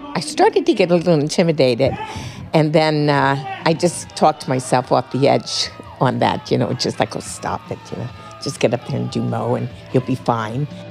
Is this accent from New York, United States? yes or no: yes; New York City, New York, United States; I was born in Brooklyn